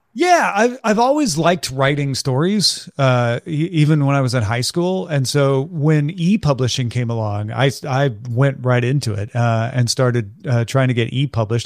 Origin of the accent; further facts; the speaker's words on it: near Saint Louis, Missouri, United States; a part of growing up near Saint Louis